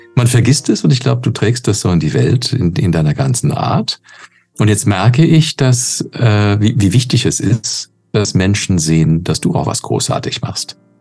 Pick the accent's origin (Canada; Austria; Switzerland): Canada; moved away; ich bin in Kanada geboren und aufgewachsen